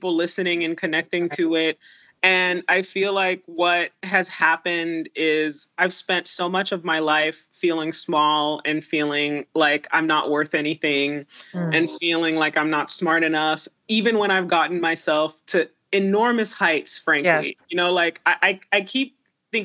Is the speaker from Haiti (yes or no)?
yes; Haiti; now in United States; I was born in Haiti to a 17-year-old